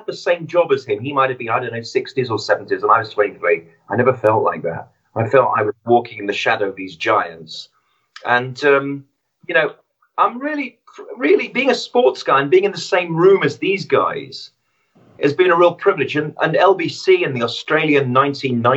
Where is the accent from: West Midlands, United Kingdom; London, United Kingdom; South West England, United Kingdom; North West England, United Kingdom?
West Midlands, United Kingdom; Birmingham; I grew up in Birmingham